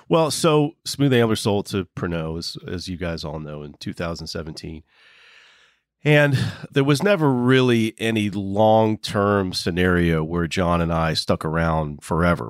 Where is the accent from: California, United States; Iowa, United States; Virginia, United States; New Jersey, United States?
Virginia, United States; Waynesboro; now in West Virginia, United States; my hometown. One guy grew up five houses down from me in Waynesboro, Virginia